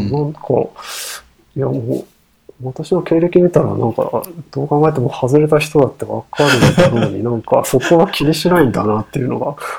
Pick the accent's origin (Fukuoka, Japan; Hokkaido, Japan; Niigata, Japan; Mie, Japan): Fukuoka, Japan; moved away; 私の出身地は福岡市でして